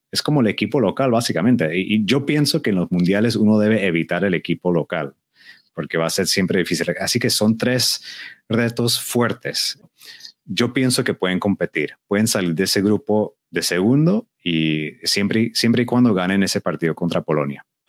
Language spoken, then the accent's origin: Spanish; Colombia; siendo colombiano